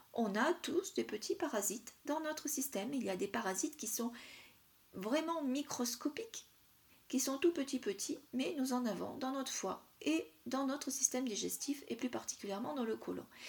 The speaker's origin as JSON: {"language": "French", "region": "south-east France", "country": "France", "said": "dans le sud, ma région d'origine, dans le sud-est"}